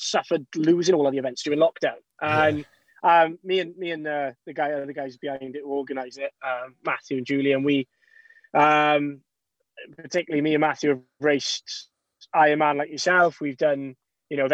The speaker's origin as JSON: {"language": "English", "town": "Mumbles", "region": "Wales", "country": "United Kingdom", "said": "we're boys from Mumbles, from Gower"}